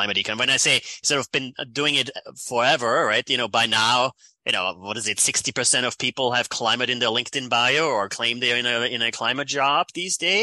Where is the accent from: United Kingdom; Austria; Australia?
Austria; accent: European; moved away as an adult; now in United States; So that's where my accent is from. Born in Austria.